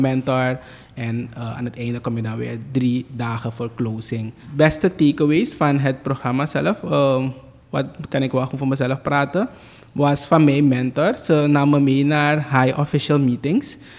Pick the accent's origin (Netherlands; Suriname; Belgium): Suriname; ik heb mijn ehm, tienerjaren doorgebracht op uh, eh, ADEC, hier in Suriname